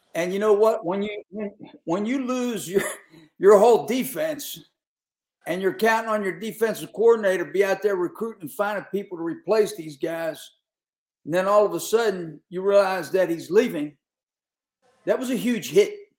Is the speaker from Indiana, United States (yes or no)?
no; Pittsburgh, Pennsylvania, United States; growing up around Pittsburgh